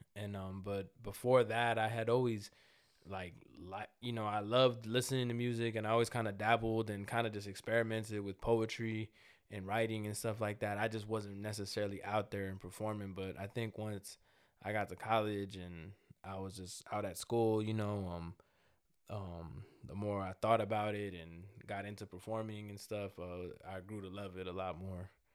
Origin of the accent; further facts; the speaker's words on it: Los Angeles, California, United States; a young, uh, Salvadorian American kid, you know, like, grew up in, but grew up in South Central L